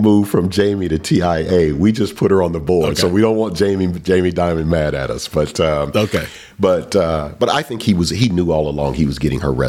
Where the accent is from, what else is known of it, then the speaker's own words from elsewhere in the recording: Southern United States, United States; You know, I'm a kid from the South.